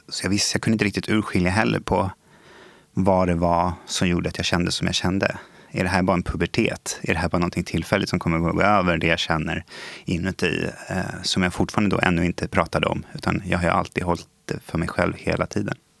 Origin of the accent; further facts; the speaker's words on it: Stockholm, Stockholm County, Sweden; Jag är ju uppvuxen i eh, Stockholm. Jag har bott i Skarpnäck nästan större delen av mitt liv